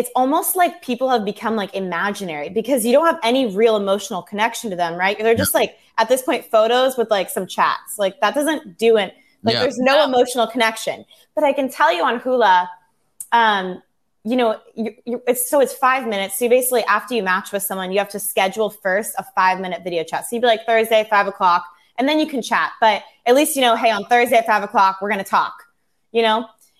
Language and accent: English; California, United States; also born or lived in Los Angeles; now in Newport Beach, United States; I'm originally from Orange County, so kind of by Disneyland. Mm-hmm. And then I lived in LA for 8 years, and I just moved to Newport Beach.